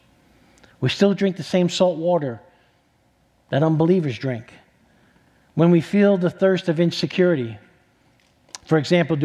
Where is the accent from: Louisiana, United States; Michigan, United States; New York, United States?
New York, United States; New York City; moved away; I'm from New York City